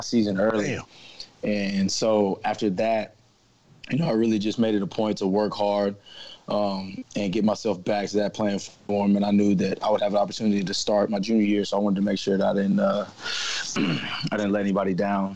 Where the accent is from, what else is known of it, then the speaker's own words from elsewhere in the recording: Nashville, Tennessee, United States; Tennessee, uh, born and raised. So I'm one of the last of a dying breed here